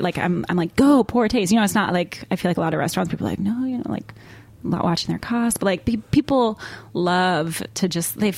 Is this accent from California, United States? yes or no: yes; California, United States; moved away as an adult; now in New York, United States; I grew up in California